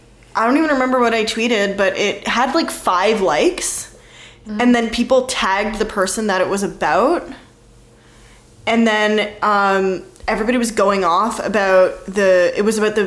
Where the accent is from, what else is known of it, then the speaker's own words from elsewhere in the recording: Canada; I'm Canadian.